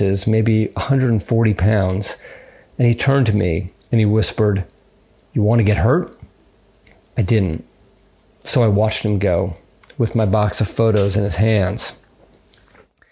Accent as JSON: {"language": "English", "town": "Los Angeles", "region": "California", "country": "United States", "tie": "born or raised there", "said": "I grew up in Los Angeles"}